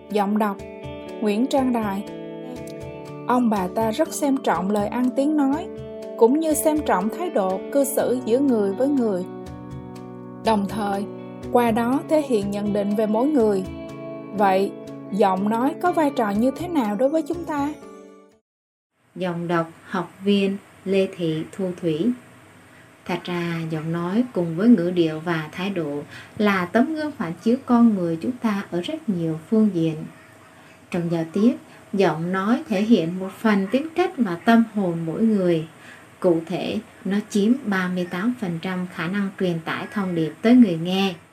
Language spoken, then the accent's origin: Vietnamese; Yên Bái, Vietnam; em sinh năm 1979, em đến từ Yên Bái, là một giáo viên giảng dạy môn tiếng Anh